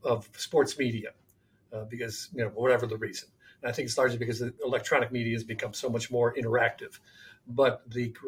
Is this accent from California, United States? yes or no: no; Buffalo, New York, United States; I grew up in Buffalo.